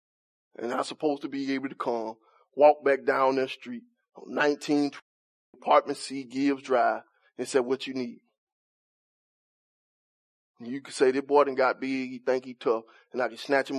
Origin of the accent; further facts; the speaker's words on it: Montgomery, Alabama, United States; I'm from Cedar Park